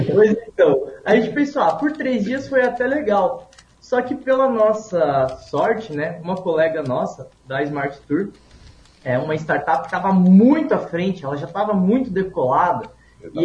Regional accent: Paraná, Brazil; moved away; eu sou lá do Paraná, eu nasci no interior do interior do estado, então eu me criei numa comunidade muito pequena

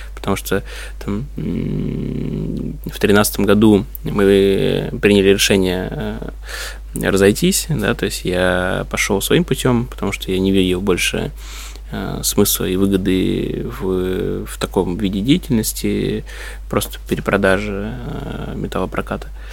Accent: Odesa, Odesa Oblast, Ukraine; moved away; also born or lived in Dnipropetrovsk; я вообще родился в Днепропетровске, вырос, э, в Одессе.

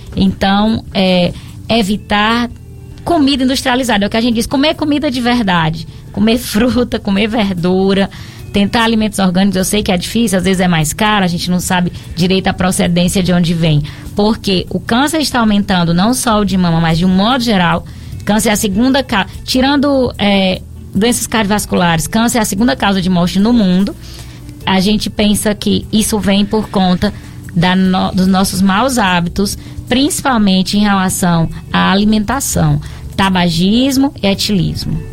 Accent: Piauí, Brazil; now in Barbalha, Brazil; Sou piauiense de nascimento, mas tenho o título de cidadão barbalhense

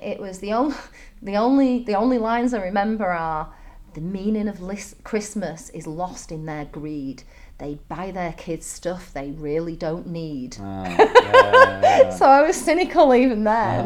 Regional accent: Manchester, North West England, United Kingdom; moved away as an adult; also born or lived in Dalian, China; now in Chengdu, China; I come from Manchester

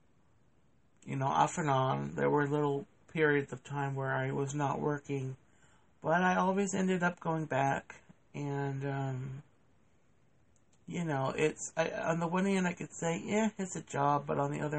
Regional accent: Oviedo, Florida, United States; also born or lived in Massachusetts; we've lived in the same little town here in Central Florida since I was the age of 4

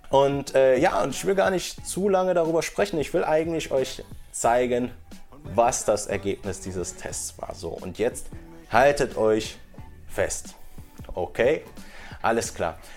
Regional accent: Bochum, North Rhine-Westphalia, Germany; okay, ich komme aus Bochum in meinem Fall oder sowas, ne, wo ich geboren bin

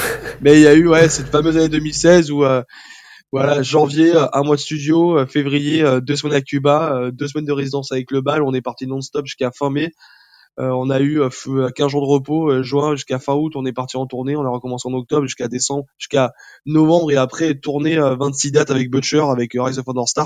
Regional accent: southern France, France; moved away as an adult; now in Paris, France; on vient du sud de la France, on est monté sur Paris

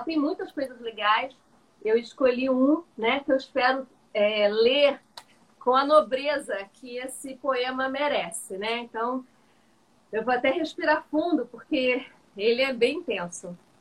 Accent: Cabo Frio, Rio de Janeiro, Brazil; e olha que eu nem sou do Rio, eu sou de Cabo Frio

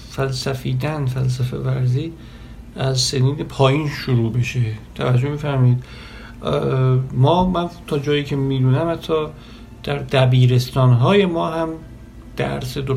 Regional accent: Iran; born there; به علل خانوادگی به علل اینکه در ایران و در یک خانواده مثلا مذهبی متولد شدم

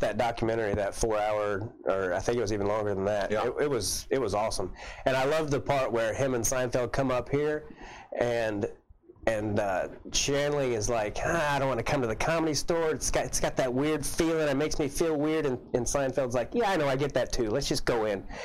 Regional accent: Kansas City, United States; also born or lived in Camden, Arkansas / Hampton, Arkansas; I grew up in Kansas City

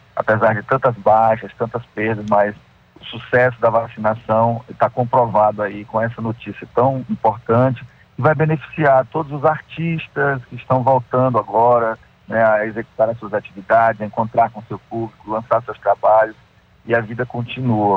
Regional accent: Pará, Brazil; a minha família toda é do Nordeste, como você bem disse, minha família toda, né? Paraíba, Ceará, e eu só nasci no Pará

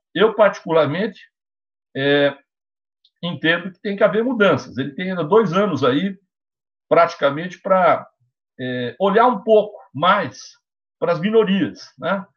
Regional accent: Brazil; eu sou brasileiro

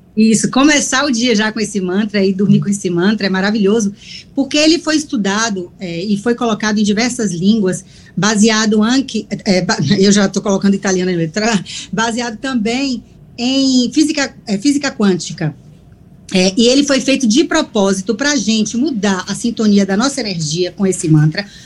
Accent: Salvador, Bahia, Brazil; now in Italy; Dar bom dia aos meus conterrâneos, eu sou de Salvador

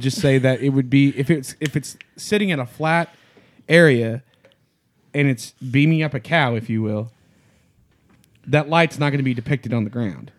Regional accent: Louisiana, United States; I'm from Louisiana

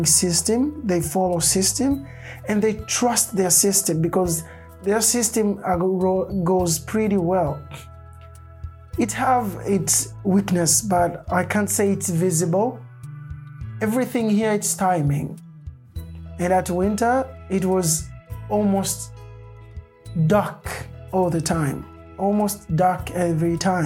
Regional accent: Tanzania; moved away as an adult; also born or lived in Norway; now in Kristiansand, Norway; I'm from Tanzania

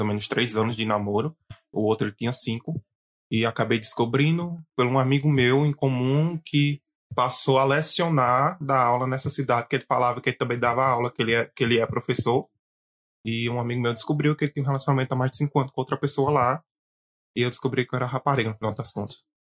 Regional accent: Campina Grande, Paraíba, Brazil; sou de Campina Grande, Paraíba

